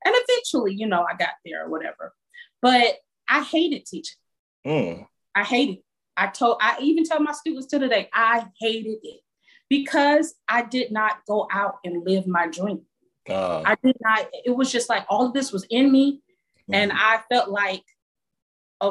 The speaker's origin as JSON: {"language": "English", "town": "Miami", "region": "Florida", "country": "United States", "said": "I'm from Miami."}